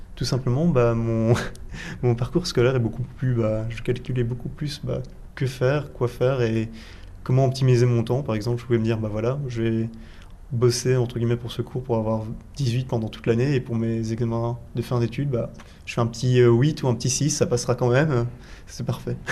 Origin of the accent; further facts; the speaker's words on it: Belgium; je suis belge